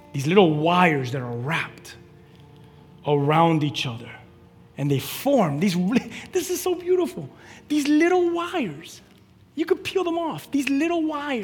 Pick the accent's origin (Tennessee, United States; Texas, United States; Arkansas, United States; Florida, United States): Florida, United States; Key West; I'm from Key West.